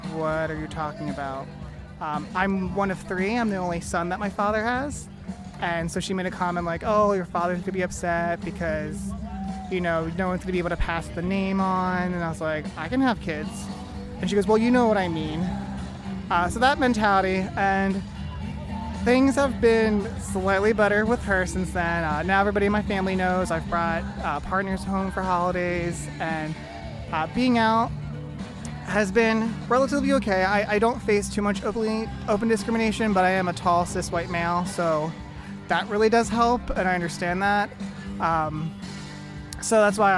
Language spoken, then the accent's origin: English; Pennsauken, New Jersey, United States; now in Bloomington, United States; originally from Pensacola, New Jersey, which is just across the river from Philadelphia